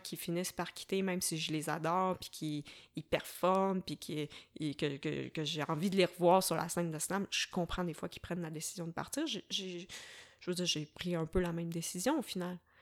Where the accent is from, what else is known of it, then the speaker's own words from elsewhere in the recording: Varennes, Quebec, Canada; moved away as an adult; also born or lived in Sherbrooke; je suis originaire de la rive sud de Montréal. Euh, j'ai grandi à Varennes